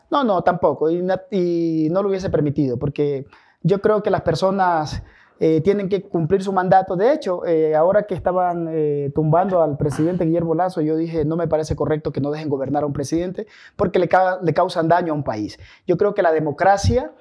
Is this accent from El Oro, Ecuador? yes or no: no; San Lorenzo, Esmeraldas, Ecuador; also born or lived in Calderón; now in Quito, Ecuador; yo soy de San Lorenzo de la Frontera